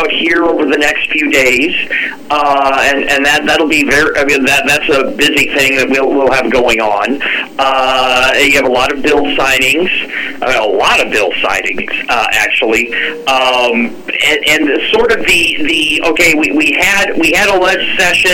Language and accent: English; Nebraska, United States; moved away as an adult; now in Alaska, United States; I just didn't have the convenience of my hometown. We'd have to get them from South Dakota, like every other good God-fearing Nebraska child